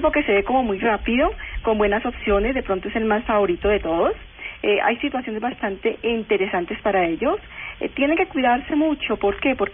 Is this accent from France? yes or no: no; Colombia; obviamente como colombianos tenemos que hacerle mucha fuerza a Colombia